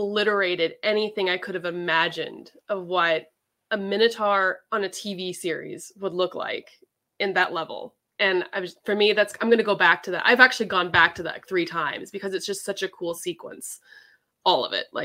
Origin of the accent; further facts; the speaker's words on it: California, United States; I'm a Californian girl.